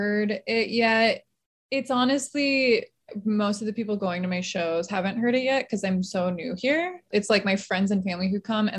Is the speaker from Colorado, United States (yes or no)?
no; Palm Springs, California, United States; also born or lived in Michigan; now in Los Angeles, United States; I grew up in Palm Springs and then I was in Michigan for a really long time